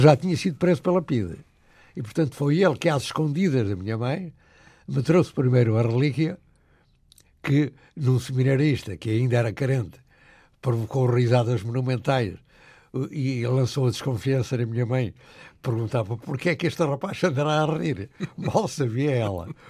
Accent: Murça, Norte, Portugal; o que me rodeava era a fome e a miséria do povo trabalhador da minha terra

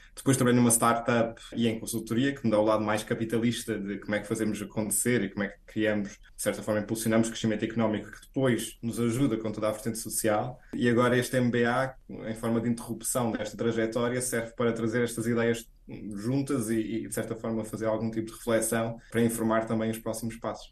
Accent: Azores, Portugal; moved away as an adult; also born or lived in Brussels; now in Boston, United States; sendo açoriano

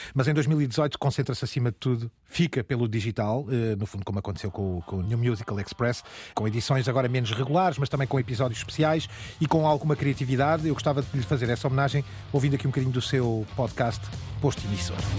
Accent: Aveiro, Centro, Portugal; na minha terra natal, em Aveiro

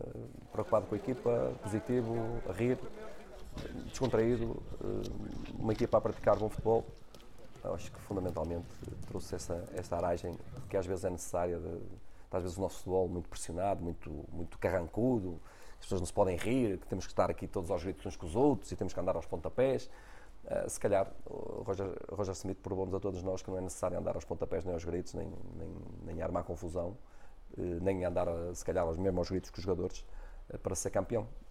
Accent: Braga, Norte, Portugal; eu sou de Braga, a minha família é de Braga

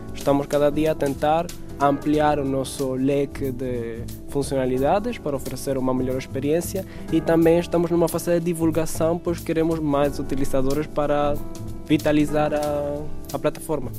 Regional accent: Venezuela; now in Portugal; eu sou venezuelano

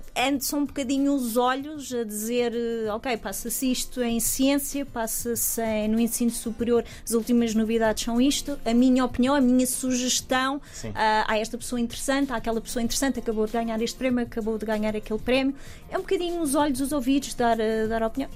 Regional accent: Portugal; moved away as an adult; also born or lived in United Kingdom; sendo portuguesa

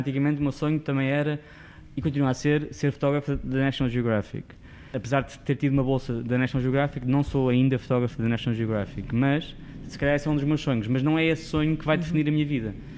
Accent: Sintra, Lisbon, Portugal; moved away as an adult; now in Lisbon, Portugal; não sou de Lisboa, vivi em Sintra a minha vida toda, depois fui para fora

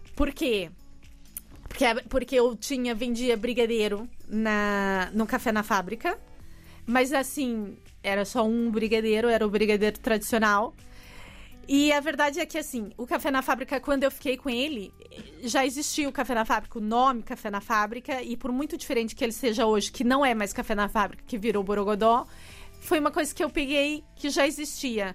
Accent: São Paulo, Brazil; moved away as an adult; now in Portugal; eu sou de São Paulo

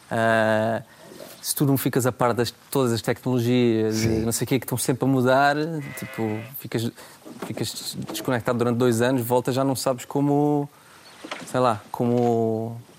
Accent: Germany; born there; Os meus avós uh, foram, emigraram para a Alemanha, eu, eu já nasci na Alemanha, um, ah, e, e, depois voltaram.

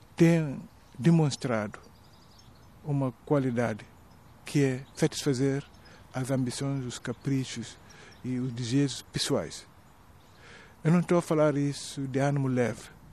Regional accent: southern Guinea-Bissau, Guinea-Bissau; era sobretudo duro no sul, de onde eu venho

